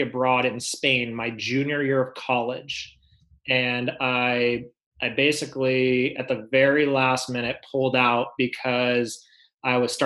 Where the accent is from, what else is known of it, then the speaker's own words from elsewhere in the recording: Los Angeles, California, United States; now in La Jolla, United States; I grew up in the San Fernando Valley, which is North County, Los Angeles.